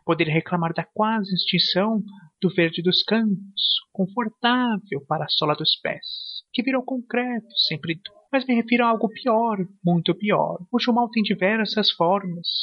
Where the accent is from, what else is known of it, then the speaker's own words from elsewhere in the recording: São Paulo, Brazil; eu sou da cidade de São Paulo